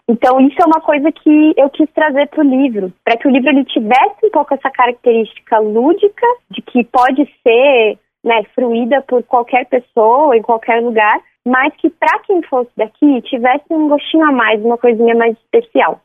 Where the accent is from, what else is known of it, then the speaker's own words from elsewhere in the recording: Francisco Morato, São Paulo, Brazil; now in Franco da Rocha, Brazil; eu cresci em Francisco Morato, mas hoje eu moro em Franco da Rocha